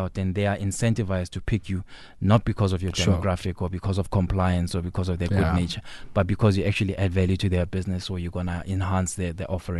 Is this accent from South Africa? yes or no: yes; South Africa; as South African, as a general population